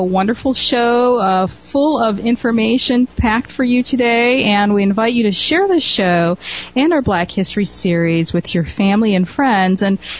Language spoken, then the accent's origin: English; Midwest, United States; I'm from the Midwest